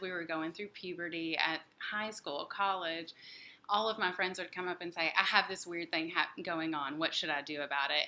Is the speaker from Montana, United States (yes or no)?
no; Jackson, Tennessee, United States; moved away as an adult; now in Nashville, United States; I'm from Jackson, Tennessee